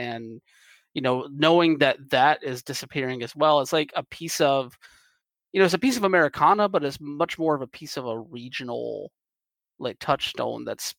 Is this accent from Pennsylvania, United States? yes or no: no; Moultrie, Georgia, United States; where I grew up in Moultrie